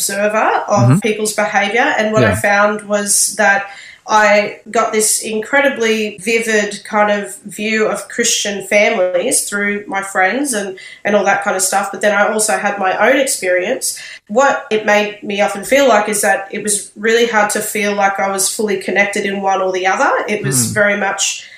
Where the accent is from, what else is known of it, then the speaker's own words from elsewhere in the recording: Sydney, New South Wales, Australia; moved away as an adult; now in Brisbane, Australia; I was born in Sydney and was raised there